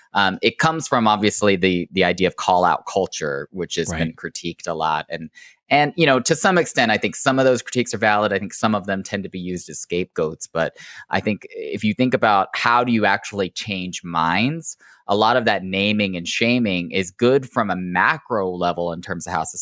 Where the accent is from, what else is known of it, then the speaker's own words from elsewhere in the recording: Oklahoma, United States; they live where I grew up in Oklahoma